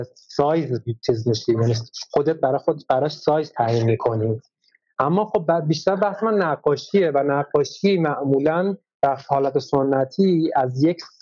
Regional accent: Iran; ما ایرانیم

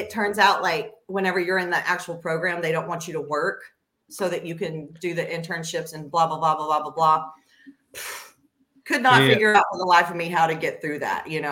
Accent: Texas, United States; also born or lived in Houston; I was born overseas, and I've lived in Texas since I was real little. So I kind of consider Texas my hometown.

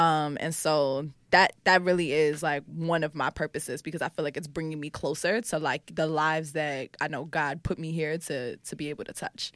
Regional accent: New York City, New York, United States; also born or lived in Harlem; I'm from the Bronx and I grew up between the Bronx and Harlem

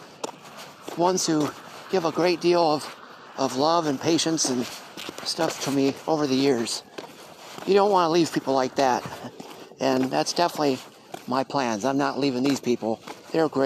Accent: Elkhart, Indiana, United States; moved away as an adult; also born or lived in Wichita, Kansas; it's been 47 years growing up here in Elkhart. I wasn't born here, I was born in Wichita, Kansas, but within a few short weeks, my grandparents brought me back to Elkhart, my dad's parents, and raised me.

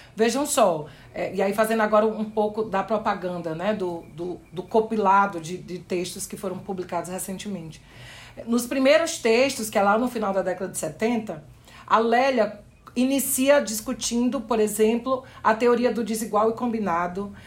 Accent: Brazil; nós que somos do Brasil

